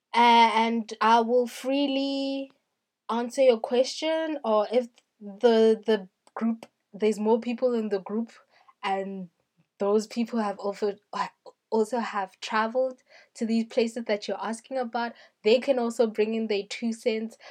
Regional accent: South Africa; I am a South African

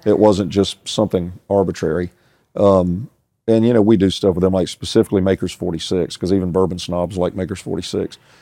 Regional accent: United States; I grew up in Casey on a street called Sunnyside Drive

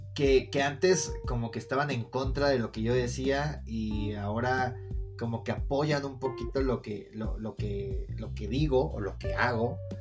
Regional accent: Mexico City, Mexico; de cómo hablo, lo cual si hablo de la verga, pues nací en Iztapalapa

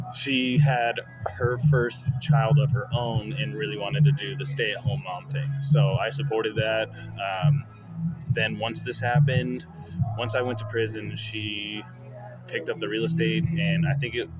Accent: Apache Junction, Arizona, United States; also born or lived in Queen Creek, Arizona / Mesa, Arizona; Born and raised, I lived in Apache Junction until about high school, and then moved to Queen Creek

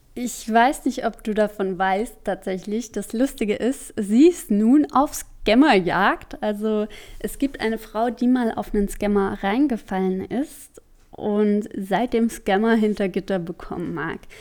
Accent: Germany; ich komme aus Deutschland

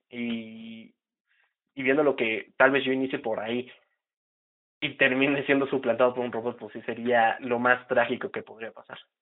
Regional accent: Huauchinango, Puebla, Mexico; now in Tlaxcala, Mexico; en mi pueblito, de donde yo vengo, porque actualmente estoy viviendo en Tlaxcala, yo radico en Tlaxcala, capital este, aquí ya hay fibra óptica, ¿no? No tengo el dato exacto de hace cuánto ya está la fibra óptica aquí, pero digamos en mi pueblito Huauchinango

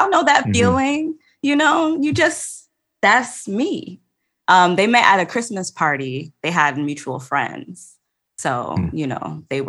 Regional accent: New Jersey, United States; now in Washington, D.C., United States; I am from Jersey by way of Haiti. Both of my parents are Haitian. Born and raised, they found each other in Jersey.

